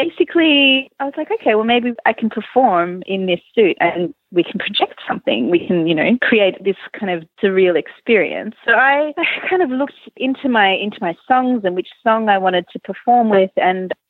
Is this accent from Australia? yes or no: yes; Melbourne, Victoria, Australia; now in Malmö, Sweden; I'm originally from Melbourne in Australia